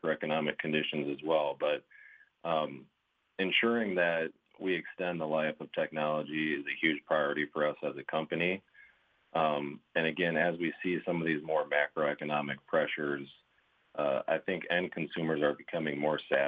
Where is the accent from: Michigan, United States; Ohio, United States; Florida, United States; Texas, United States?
Michigan, United States; Grand Rapids; moved away as an adult; now in Fort Wayne, United States; Born and raised in Grand Rapids, Michigan, just on the northwest side there.